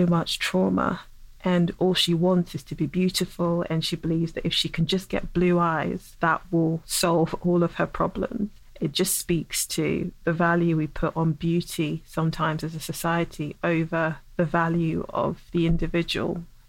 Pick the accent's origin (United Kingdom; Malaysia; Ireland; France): United Kingdom; England; I had to confront a lot of my own feelings around race as a dark-skinned black woman growing up in England, where that is not the standard of beauty.